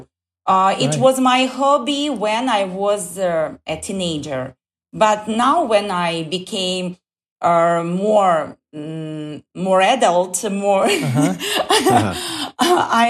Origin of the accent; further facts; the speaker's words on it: Suleyman-Stalsky District, Dagestan, Russia; English is a second language; I'm from the Sulaymanstalsky district, and I'm from village